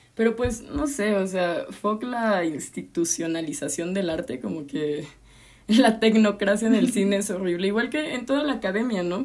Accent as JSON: {"language": "Spanish", "region": "Veracruz", "country": "Mexico", "moved": "as an adult", "lives_now": "Mexico City, Mexico", "said": "Soy jarocha, llevo como que son cuatro años en la ciudad"}